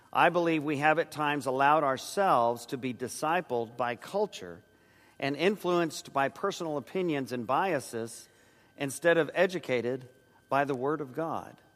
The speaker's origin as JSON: {"language": "English", "town": "San Antonio", "region": "Texas", "country": "United States", "tie": "born or raised there", "said": "Joyce and I grew up in San Antonio"}